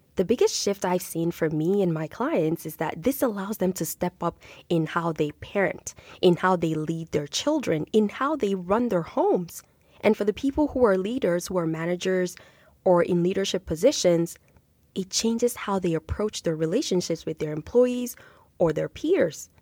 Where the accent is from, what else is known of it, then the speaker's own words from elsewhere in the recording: Nigeria; now in Canada; growing up in Nigeria, in my culture